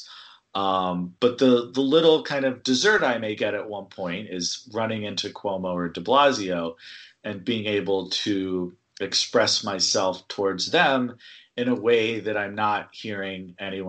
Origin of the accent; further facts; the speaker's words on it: California, United States; moved away; I'm from California originally.